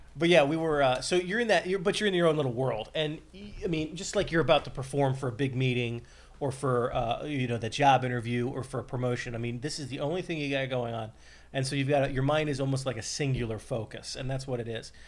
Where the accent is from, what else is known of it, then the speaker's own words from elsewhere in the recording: Columbus, Ohio, United States; moved away; I'm from Columbus